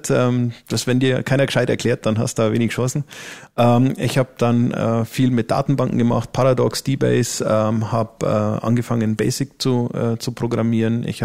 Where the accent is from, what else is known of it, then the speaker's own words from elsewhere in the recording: Neumarkt, Bavaria, Germany; born there; also born or lived in Berlin; bin aber jetzt wieder äh, da, wo ich eigentlich herkomme. Also ich bin geboren in Neumarkt ähm, und werde jetzt dann auch wieder in Amberg wohnen.